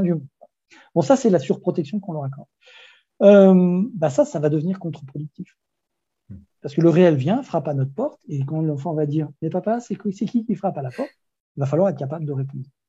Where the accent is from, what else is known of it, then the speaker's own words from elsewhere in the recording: Brittany, France; Moi, je suis breton